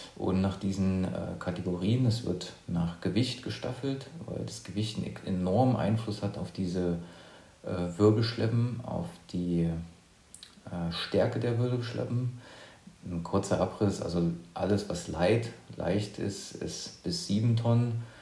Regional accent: near Leipzig, eastern Germany, Saxony, Germany; Ich bin ähm, aus dem Osten, also ich komme aus der Nähe von Leipzig

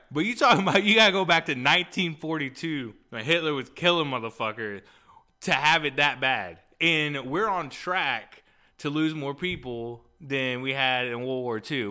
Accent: Texas, United States; I'm from Texas

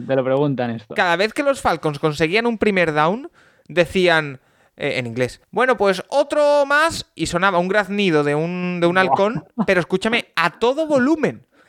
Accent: Spain; soy de España

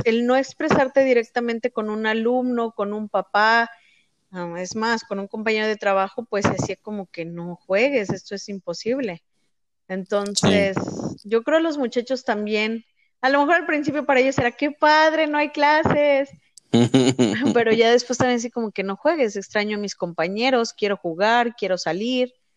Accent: Mexico; nosotros que somos de México

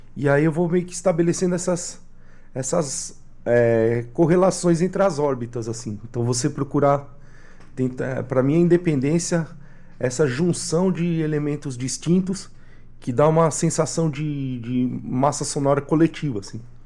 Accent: Brazil; enquanto brasileiras, brasileiros

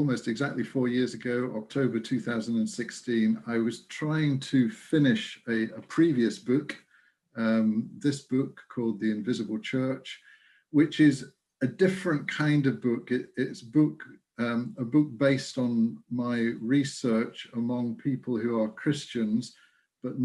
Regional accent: Lincolnshire, East Midlands, United Kingdom; now in Kincraig, United Kingdom; I'm originally from Lincolnshire. It's where I was born and grew up.

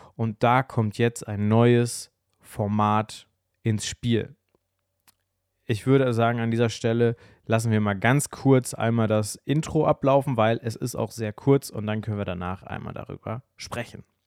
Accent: Bielefeld, North Rhine-Westphalia, Germany; als ich kleiner war, also so, ich sag mal so 8, 9, 10 aufwärts, saß ich bei uns zu Hause in Bielefeld, in Ubedissen, im Haus

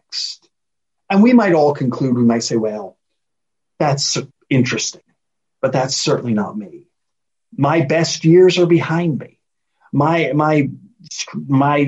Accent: United States; moved away as an adult; now in Edinburgh, United Kingdom; as an American living in Scotland, based in Edinburgh

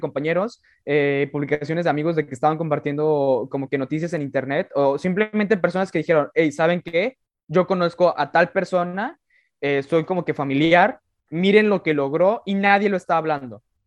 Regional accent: Mexico; el español castellano que hablamos en México

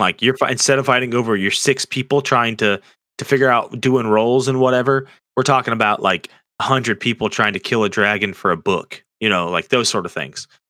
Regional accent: Florida, United States; I grew up in in Florida

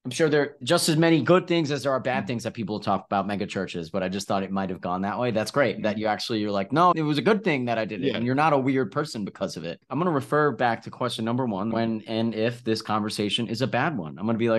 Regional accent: New York, United States; now in Austin, United States; I'm from New York.

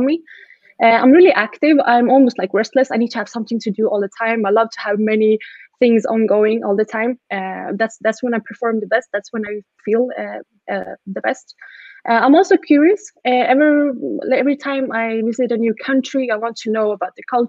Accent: Stockholm, Stockholm County, Sweden; first language Swedish and Estonian; English is a second language; I'm born and raised in Sweden to Estonian parents. And I grew up with two native languages at home

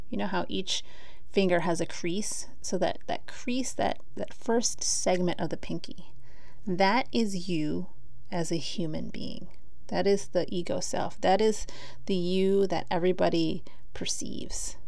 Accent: Philippines; I'm Filipina

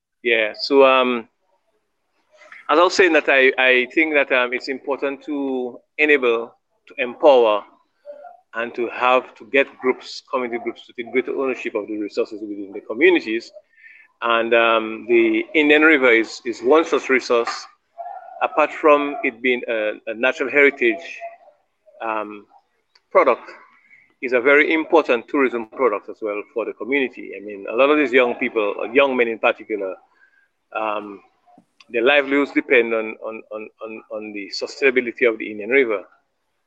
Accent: Portsmouth, Saint John Parish, Dominica; I'm from Portsmouth.

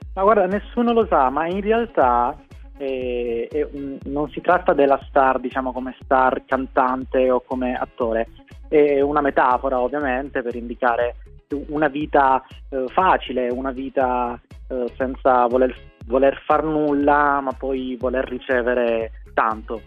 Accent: Molfetta, Apulia, Italy; io sono nato a Molfetta

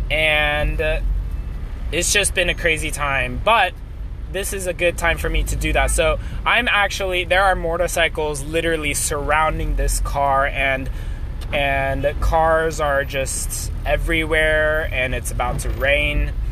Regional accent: China; I grew up in China, but I'm a US citizen and I'm Korean. And it makes it hard for me to say where I'm from.

